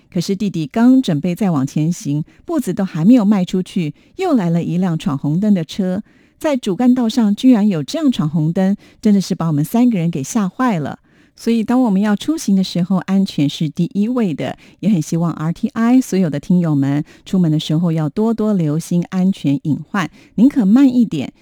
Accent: Taipei, Taiwan; 我从小住在大直

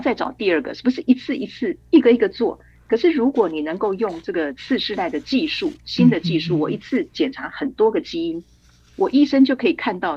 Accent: Taiwan; 我们台湾人

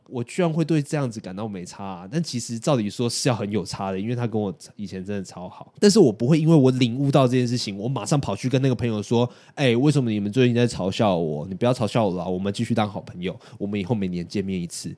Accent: Yunlin County, Taiwan; moved away as an adult; 我们云林人的悲哀，就是从大学的时候就要开始往外跑

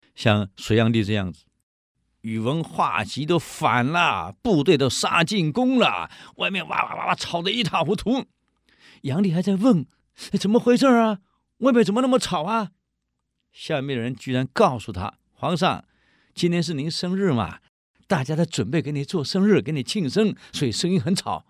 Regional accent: Taiwan; 我们台湾人

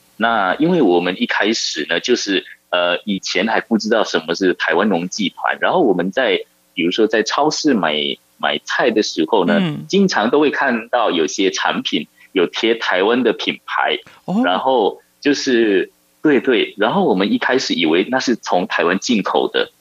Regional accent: Sumatra, Indonesia; 我是，不是雅加达人，所以我的家乡是在另外一个岛，在哦。叫做苏门答腊岛，然后哦。我们那个地方是比较靠近马六甲

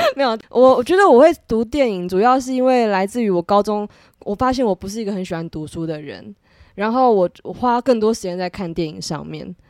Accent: Taipei, Taiwan; also born or lived in United Kingdom; 我是一个台北人

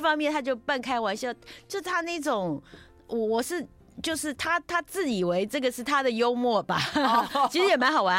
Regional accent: Taipei, Taiwan; 所以我才会搬到北投去，不，搬到北投，就我为什么我后来在北投出生啊

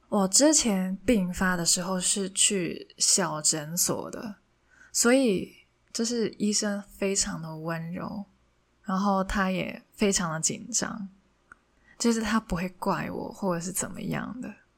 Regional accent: Hong Kong; first language Cantonese; Chinese is a second language; moved away as an adult; now in Taiwan; 我是一个香港人，从小到大都在写中文字

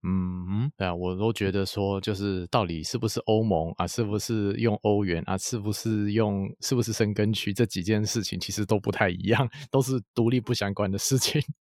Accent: Taiwan; 我们台湾人对于吃这件事情，就是那个认知还蛮广的

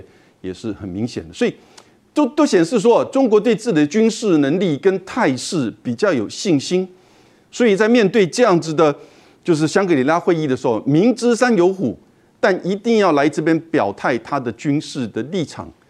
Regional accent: Taiwan; 这个立场当然我们台湾人听得比较刺耳。

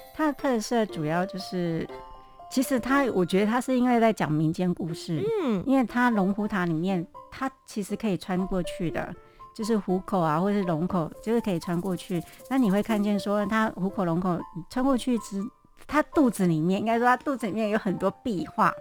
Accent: Kaohsiung, Taiwan; 我小一到小六是在高雄的眷村长大的

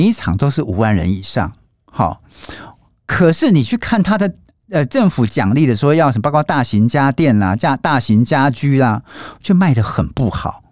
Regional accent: Taiwan; 我们台湾人

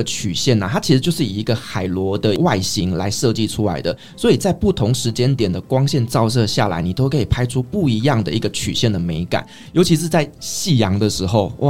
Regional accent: Taiwan; 我觉得台湾的茶哦，跟我们的人民生活是息息相关的。我们台湾也是喝茶长大的民族啊。

